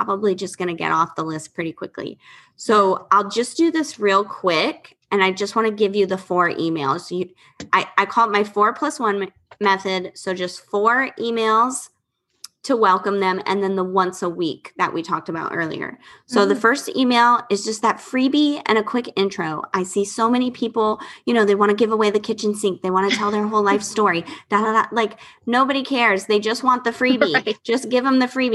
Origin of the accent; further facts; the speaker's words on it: Florida, United States; I'm from Florida